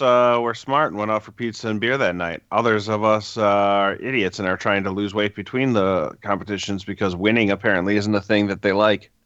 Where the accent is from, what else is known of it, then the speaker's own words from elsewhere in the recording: Wisconsin, United States; I'm from Wisconsin